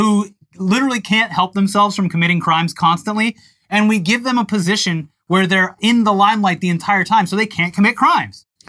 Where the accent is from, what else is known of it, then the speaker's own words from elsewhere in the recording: Tampa, Florida, United States; my hometown paper of notes, the Tampa Bay Times